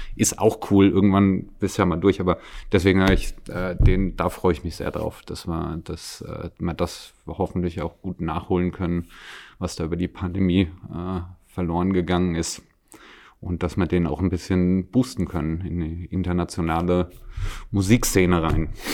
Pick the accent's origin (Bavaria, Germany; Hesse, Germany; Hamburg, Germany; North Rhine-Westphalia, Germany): Hesse, Germany; Wiesbaden; now in Salzburg, Austria; ich komme zum Beispiel aus der Ecke Wiesbaden